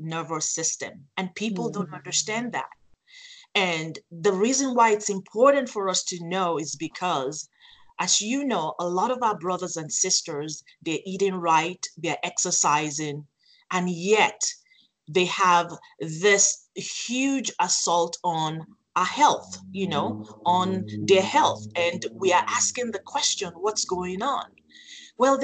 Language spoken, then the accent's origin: English; Nigeria; also born or lived in Phoenix, Arizona; now in United States; I was sent to Nigeria, Africa, to be raised by my paternal grandparents.